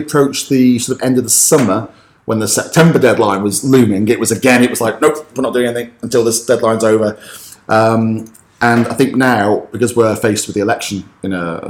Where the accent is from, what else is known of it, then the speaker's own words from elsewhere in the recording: United Kingdom; moved away as an adult; now in Spain; because I'm British